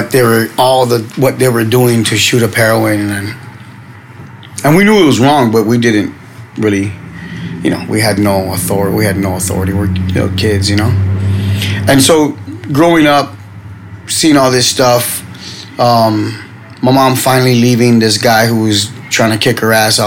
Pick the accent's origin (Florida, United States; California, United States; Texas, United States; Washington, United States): California, United States; Los Angeles; I was from Boyle Heights area, the Ramona Gardens housing projects